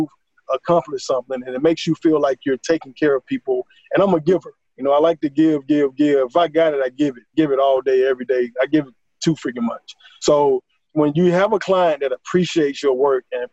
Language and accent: English; Atlanta, Georgia, United States; Here in my hometown, Atlanta, Georgia